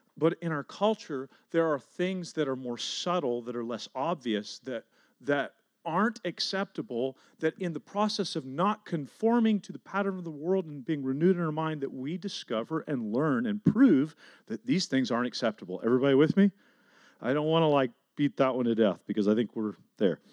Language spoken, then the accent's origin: English; Garland, Texas, United States; the neighborhood that I grew up in. And so I was driving around South Garland